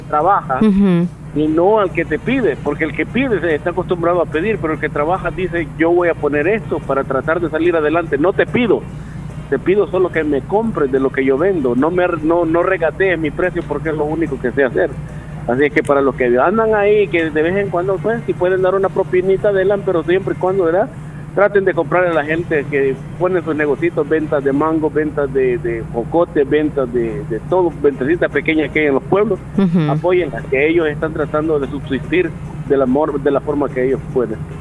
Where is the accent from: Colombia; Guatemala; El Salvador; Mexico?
El Salvador; San José de la Fuente, La Unión; moved away; desde que me había ido desde el 2002, no había pasado una fiesta patronal en mi pueblo